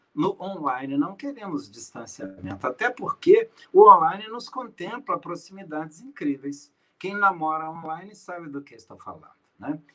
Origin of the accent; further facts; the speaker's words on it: Minas Gerais, Brazil; Eu sou mineiro